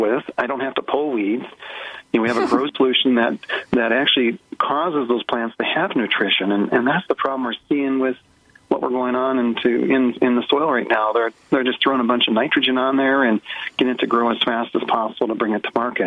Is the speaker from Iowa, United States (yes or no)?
no; Minnesota, United States; I was raised in Minnesota